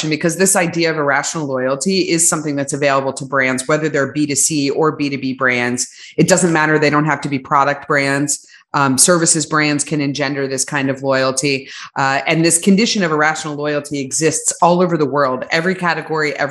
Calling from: Austin, Texas, United States; I'm on the very edge of the earth at Austin, Texas right now.

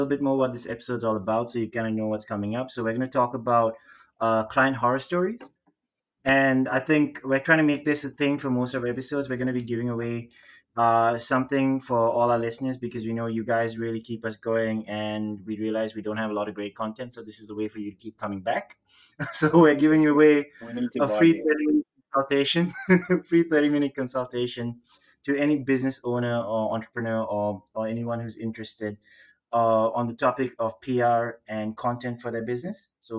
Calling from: Singapore; I'm calling in from Singapore.

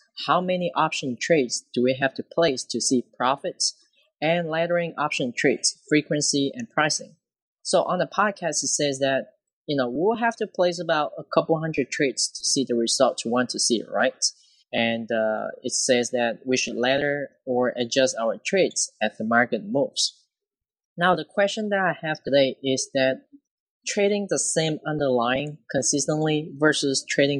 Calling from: Louisiana, United States; Hello, Kirk. … I'm from Louisiana.

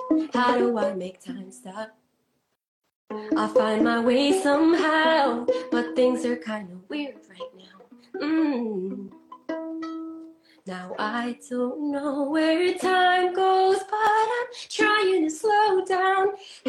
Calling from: Fairfield, Connecticut, United States; also born or lived in Los Angeles; I'm currently in Fairfield, Connecticut.

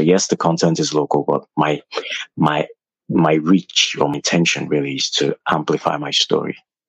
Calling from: Lagos, Nigeria; I'm in Lagos, Nigeria.

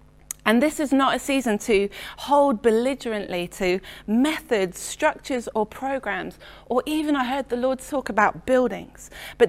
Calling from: Letchworth, East of England, United Kingdom; I'm joining you from Letchworth in Hertfordshire this morning.

